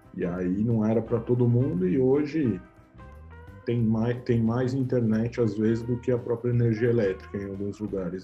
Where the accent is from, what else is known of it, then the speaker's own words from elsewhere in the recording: São Paulo, Brazil; Eu nasci em São Paulo, capital, na Avenida Paulista, num hospital chamado Santa Catarina.